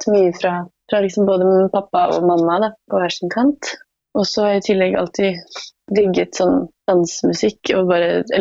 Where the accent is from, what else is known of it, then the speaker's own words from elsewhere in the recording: Porsgrunn, Telemark, Norway; Nei da, det er jeg ikke. Men jeg er fra Porsgrunn. Porsgrunn, ja.